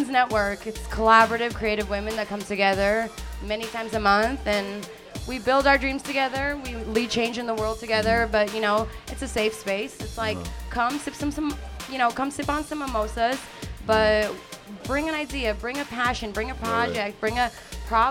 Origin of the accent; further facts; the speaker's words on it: Mississauga, Ontario, Canada; also born or lived in Germany / Afghanistan; I was born in Germany, and then I grew up in Canada.